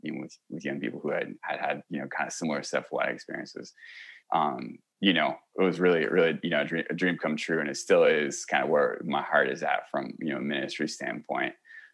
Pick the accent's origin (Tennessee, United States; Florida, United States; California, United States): California, United States; Yeah. So, you know, I'm from California originally, and, so kind of grew up around here, then all over the place